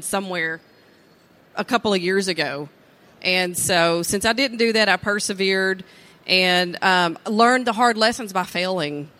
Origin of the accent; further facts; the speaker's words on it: East Texas, United States; I have a pretty diverse background for being, you know, born and raised in East Texas.